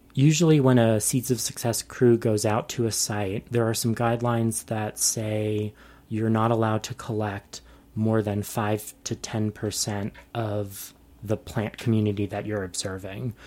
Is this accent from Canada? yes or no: no; New York, United States; moved away as an adult; I was born and raised in New York